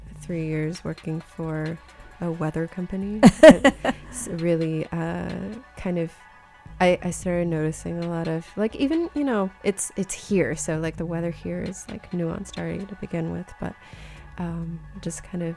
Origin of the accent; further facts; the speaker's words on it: California, United States; the differences in the air from where I grew up in California